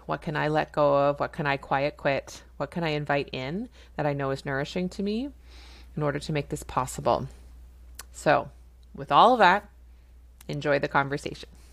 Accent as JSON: {"language": "English", "country": "Canada", "said": "I'm a Canadian family physician"}